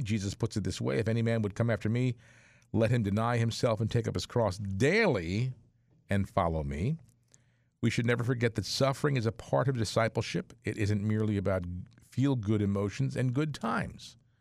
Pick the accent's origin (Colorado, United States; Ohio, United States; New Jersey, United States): New Jersey, United States; New Brunswick; I grew up in the New Brunswick area, in, uh, here in central New Jersey